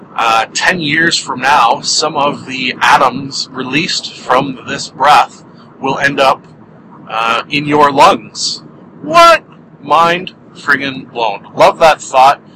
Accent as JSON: {"language": "English", "country": "Canada", "said": "being Canadian"}